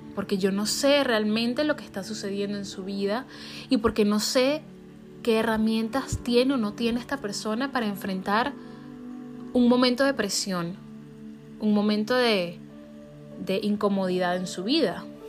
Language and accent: Spanish; Venezuela; now in United States; siendo venezolana